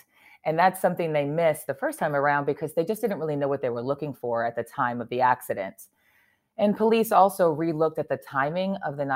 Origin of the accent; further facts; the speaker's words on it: New York, United States; as a New Yorker myself